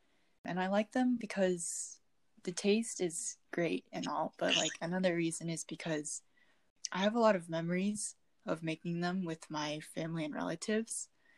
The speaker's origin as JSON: {"language": "English", "country": "South Korea", "said": "And I also mentioned that I'm from South Korea, and one of my favorite Korean foods is called tteok."}